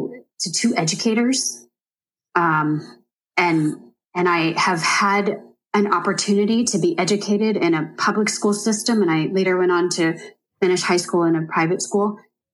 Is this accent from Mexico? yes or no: no; United States; born there; I mean, first and foremost, that I was born in America.